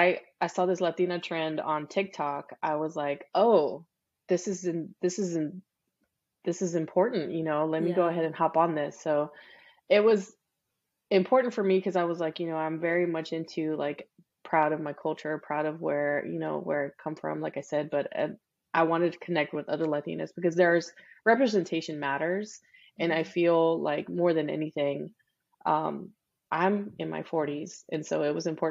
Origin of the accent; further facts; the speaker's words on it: Rosenberg, Texas, United States; first language English; also born or lived in Houston, Texas; I was born in Houston, but we actually settled in this little bitty town called Rosenberg